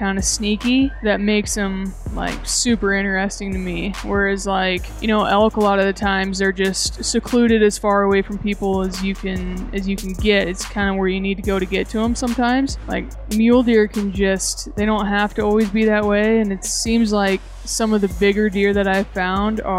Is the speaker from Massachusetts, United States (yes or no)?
no; Northwest Nebraska, United States; from Northwest Nebraska originally, grew up on like cattle ranch